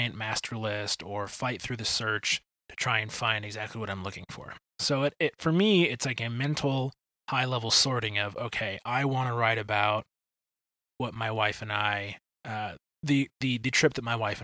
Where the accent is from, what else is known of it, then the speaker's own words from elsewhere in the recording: Detroit, Michigan, United States; moved away as an adult; also born or lived in Indiana / Illinois; now in Kansas City, United States; I grew up in Detroit.